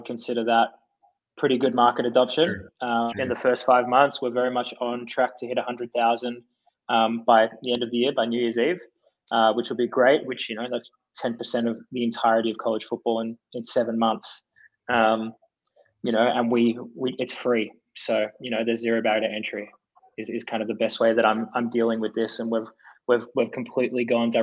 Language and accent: English; Australia; moved away as an adult; now in United States; we were as Australian guys